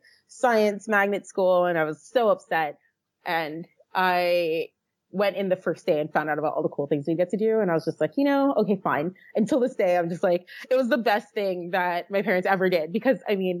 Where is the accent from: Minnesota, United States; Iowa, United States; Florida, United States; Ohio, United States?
Florida, United States; Fort Lauderdale; moved away as an adult; also born or lived in Virginia; now in California, United States; that's where I'm from. That's where my family is, born and raised.